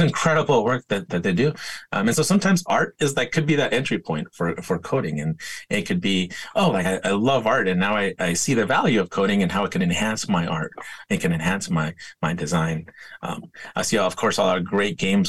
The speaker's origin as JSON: {"language": "English", "town": "San Diego", "region": "California", "country": "United States", "tie": "born or raised there", "said": "I grew up skateboarding in San Diego."}